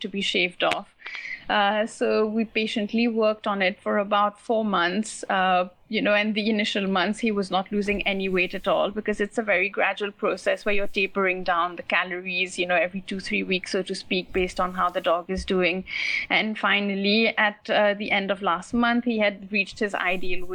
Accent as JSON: {"language": "English", "country": "Mauritius", "moved": "yes", "lives_now": "India", "said": "I'm from Mauritius"}